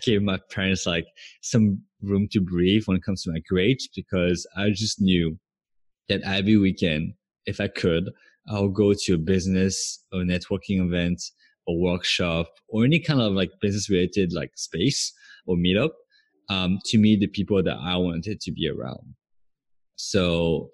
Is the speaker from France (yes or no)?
yes; France; moved away as an adult; also born or lived in Santa Barbara, California, United States / Los Angeles, United States; now in Bangkok, Thailand; So I moved to the US from France, which is where I was born and raised when I was 18.